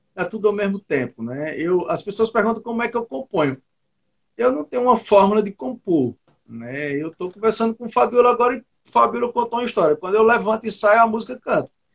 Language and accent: Portuguese; Northeast Region, Brazil; eu sou do Nordeste e eu vivo em uma região que o forró é muito forte